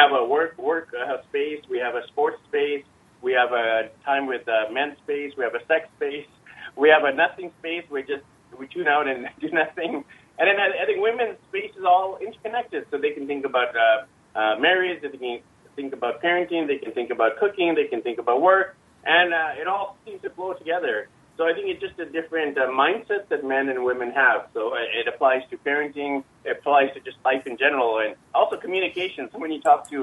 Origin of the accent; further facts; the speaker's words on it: Vancouver, British Columbia, Canada; I'm from Vancouver, Canada